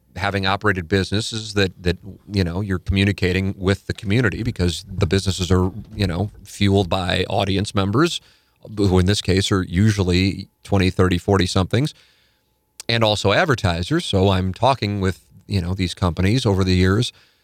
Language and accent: English; St. Louis, Missouri, United States; also born or lived in Connecticut; I grew up in St. Louis, then my family and I raised our family in Connecticut, and I worked in Manhattan, and then we moved back to St. Louis